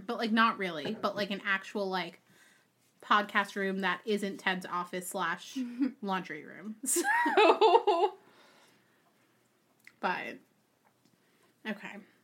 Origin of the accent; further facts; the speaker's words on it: New York, United States; moved away as an adult; now in Maryland, United States; I'm not from Maryland. I am from New York. I currently reside in Maryland.